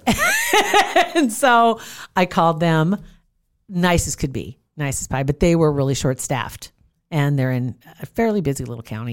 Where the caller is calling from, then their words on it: Nebraska, United States; I'm calling from Nebraska.